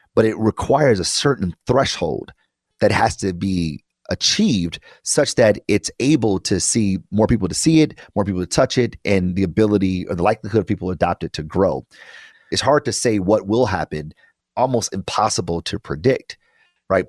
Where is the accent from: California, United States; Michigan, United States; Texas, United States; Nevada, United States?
Michigan, United States; Detroit; I am from Detroit, and I did grow up in public schools my entire life